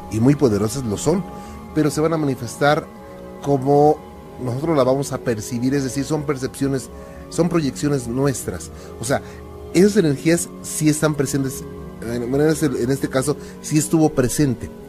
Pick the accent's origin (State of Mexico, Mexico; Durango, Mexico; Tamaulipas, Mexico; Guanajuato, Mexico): Guanajuato, Mexico; León; Eh, yo soy de León, Guanajuato.